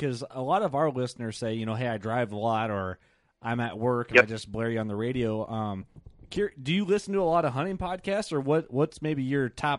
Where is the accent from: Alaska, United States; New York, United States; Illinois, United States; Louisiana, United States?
Illinois, United States; Northwest; we're from Northwest Illinois. Well, we call it Northwest Illinois